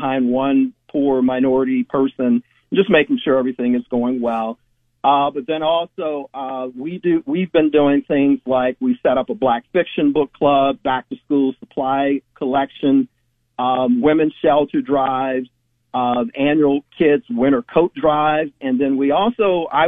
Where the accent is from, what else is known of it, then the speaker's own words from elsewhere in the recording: Chicago, Illinois, United States; moved away as an adult; also born or lived in Westlake, Ohio; now in Rocky River, United States; I was born and raised in Chicago, actually, and I ended up in Ohio